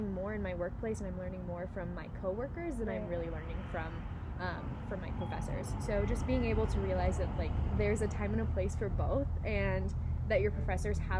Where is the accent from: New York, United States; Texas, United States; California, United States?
California, United States; Northern; moved away as an adult; now in Nevada, United States; I'm from Northern California